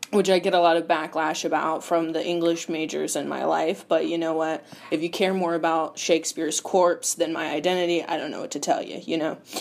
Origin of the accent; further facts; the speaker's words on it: Charlotte, North Carolina, United States; I was born and raised in Charlotte, North Carolina